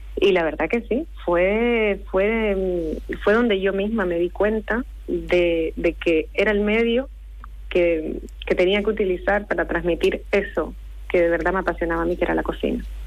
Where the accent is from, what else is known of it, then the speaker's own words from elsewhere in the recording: Santa Marta, Magdalena, Colombia; now in Las Palmas de Gran Canaria, Spain; nací en Colombia, en Santa Marta, Colombia, pero hace 20 años que vivo en Las Palmas de Gran Canaria.